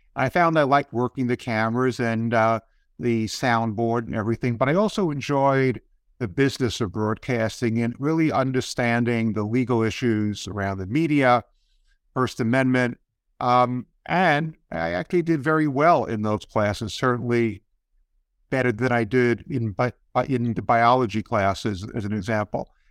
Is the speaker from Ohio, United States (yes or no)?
no; New York City, New York, United States; I grew up on the Lower East Side of Manhattan before it was really a cool place to live